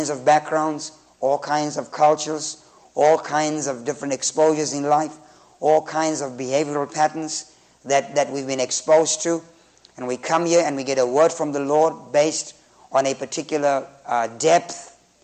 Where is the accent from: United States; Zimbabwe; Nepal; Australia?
Zimbabwe